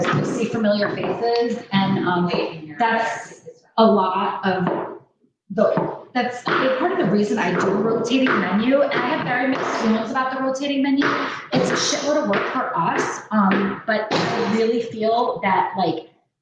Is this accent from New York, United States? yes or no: yes; Catskill, New York, United States; I grew up in the town of Catskill itself